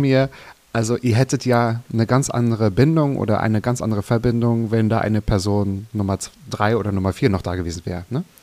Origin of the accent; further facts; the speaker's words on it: Mecklenburg-Vorpommern, Germany; now in Berlin, Germany; in Mecklenburg-Vorpommern. Genau. Ähm, mein Heimatbundesland